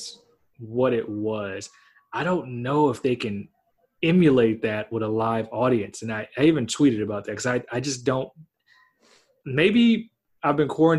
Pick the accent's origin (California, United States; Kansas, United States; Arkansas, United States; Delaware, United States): California, United States; As a Californian